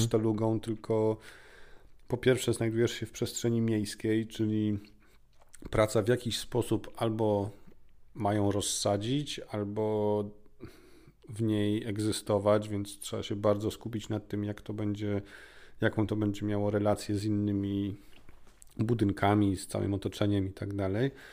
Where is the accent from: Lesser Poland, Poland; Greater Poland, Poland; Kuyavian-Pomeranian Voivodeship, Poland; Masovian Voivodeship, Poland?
Masovian Voivodeship, Poland; Warsaw; ja jestem z Warszawy